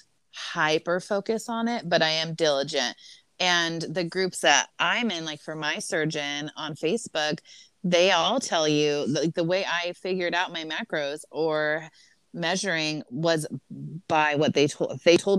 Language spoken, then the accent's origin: English; Southern California, United States; I'm from Southern California